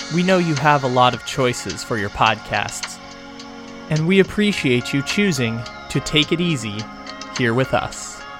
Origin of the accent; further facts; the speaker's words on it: San Diego, California, United States; moved away; That's my that's my hometown